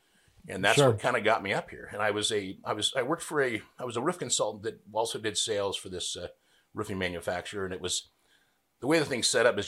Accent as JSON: {"language": "English", "area": "Napa Valley", "region": "California", "country": "United States", "also_born_or_lived": "Bay Area, California", "moved": "as an adult", "lives_now": "Bonner County, Idaho, United States", "said": "I'm originally from Napa Valley."}